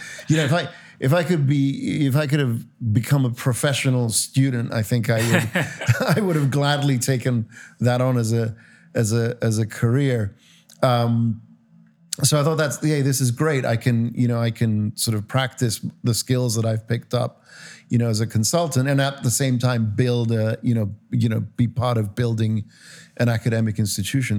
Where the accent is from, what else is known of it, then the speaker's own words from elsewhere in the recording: Cyprus; moved away; I grew up in Cyprus